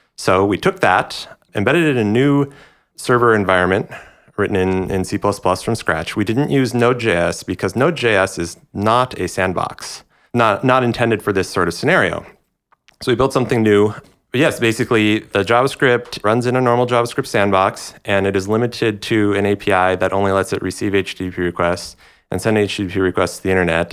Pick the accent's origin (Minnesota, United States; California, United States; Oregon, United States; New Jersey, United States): Minnesota, United States; Minneapolis; moved away; my hometown of Minneapolis